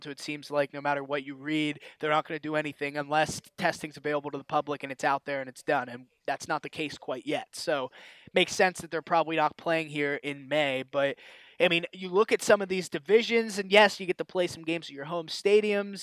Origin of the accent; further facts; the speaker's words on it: Pittsburgh, Pennsylvania, United States; my hometown Pirates